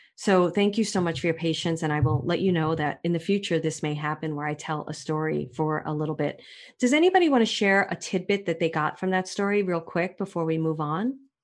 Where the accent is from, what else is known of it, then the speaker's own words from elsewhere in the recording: New York City, New York, United States; moved away; I'm from Brooklyn